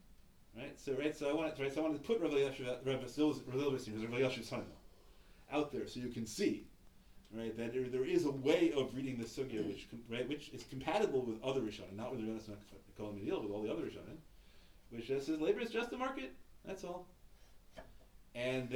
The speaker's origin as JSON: {"language": "English", "town": "New York City", "region": "New York", "country": "United States", "tie": "born or raised there", "said": "I grew up in Washington Heights"}